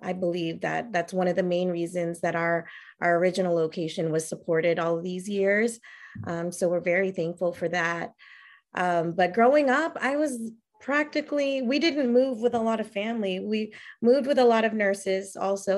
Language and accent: English; San Antonio, Texas, United States; also born or lived in California; pretty much native to San Antonio in Texas